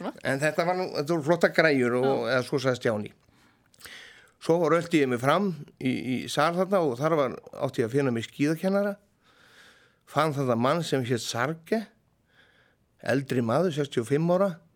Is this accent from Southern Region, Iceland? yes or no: no; Hróðnýjarstaðir, Dalir, Western Region, Iceland; Ég fættist reyndar í á Róniastöfum